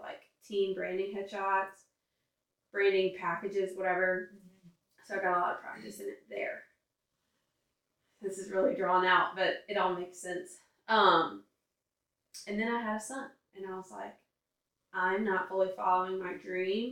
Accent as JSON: {"language": "English", "town": "Baton Rouge", "region": "Louisiana", "country": "United States", "tie": "born or raised there", "also_born_or_lived": "Central, Louisiana", "said": "I grew up in Central and Baton Rouge."}